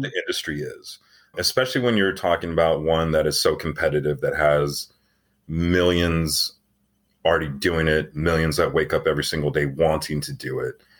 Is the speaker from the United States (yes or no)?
yes; Tucson, Arizona, United States; I grew up in Tucson, Arizona